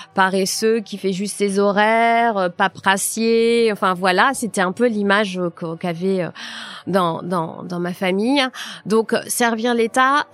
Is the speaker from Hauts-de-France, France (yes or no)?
yes; Nord, Hauts-de-France, France; also born or lived in Paris; je suis née dans le Nord